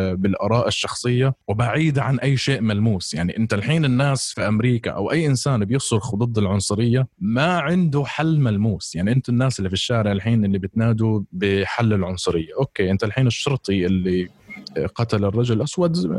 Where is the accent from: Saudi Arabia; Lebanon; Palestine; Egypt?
Palestine; moved away; انا فلسطيني او مهاجر او لاجئ